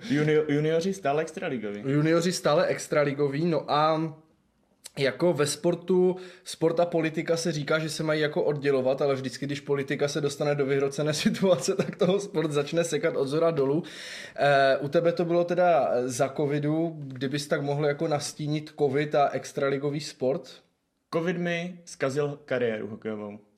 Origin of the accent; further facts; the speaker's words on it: Zlín, Zlín Region, Czechia; also born or lived in Olomouc; Přijel jsem dnes do Lomouce, ale pocházím ze Zlína, volomouci pouze studuji vysokou školu.